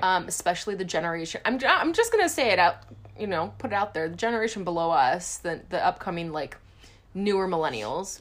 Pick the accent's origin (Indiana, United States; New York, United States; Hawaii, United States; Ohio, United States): Hawaii, United States; we grew up in Hawaii